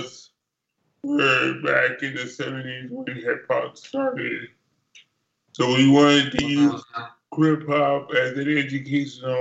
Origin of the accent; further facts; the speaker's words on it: New York, United States; I grew up in New York, so I grew up when hip-hop was on the corner.